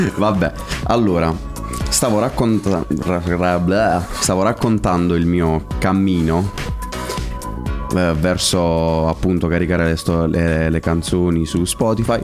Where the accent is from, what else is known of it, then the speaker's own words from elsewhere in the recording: Stornarella, Apulia, Italy; a Stornarella nel mio paese